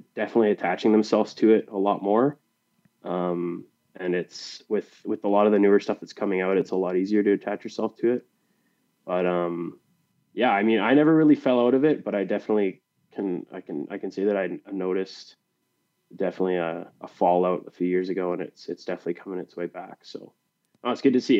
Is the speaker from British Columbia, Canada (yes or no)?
yes; British Columbia, Canada; also born or lived in Pennsylvania; we're both from Canada